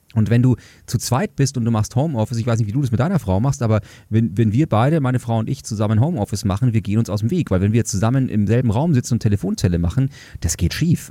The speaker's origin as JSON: {"language": "German", "town": "Munich", "region": "Bavaria", "country": "Germany", "said": "ich komme aus München"}